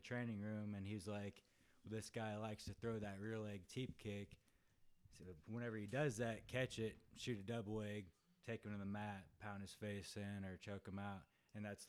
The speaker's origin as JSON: {"language": "English", "region": "Central Illinois", "country": "United States", "moved": "as an adult", "lives_now": "St. Louis, United States", "said": "I'm from Central Illinois"}